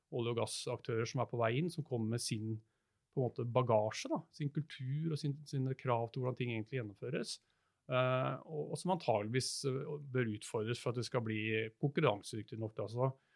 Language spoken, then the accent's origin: Norwegian; Norway; vi er nordmenn